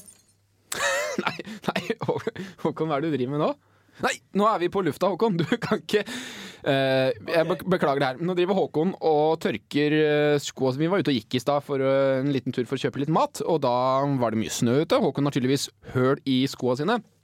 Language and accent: Norwegian; Hønefoss, Buskerud, Norway; moved away; Jeg var hjemme i Hønefoss